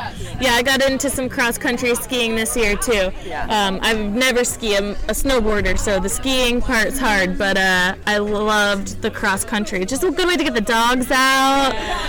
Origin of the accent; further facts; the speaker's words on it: Tahoe, United States; so I'm from Tahoe, so we've got a little audience in Tahoe